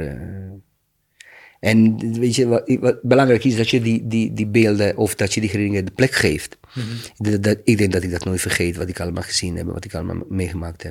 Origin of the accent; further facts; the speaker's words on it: Maglaj, Federation of Bosnia and Herzegovina, Bosnia & Herzegovina; Dutch is a second language; moved away as an adult; now in Rotterdam, Netherlands; Toen was ik in mijn geboortestad. Dat was Maglai.